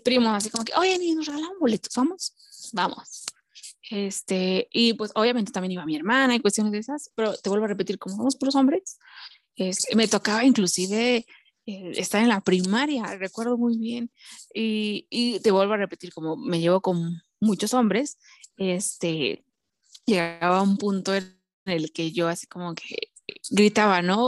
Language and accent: Spanish; Puebla, Mexico; soy originaria de Puebla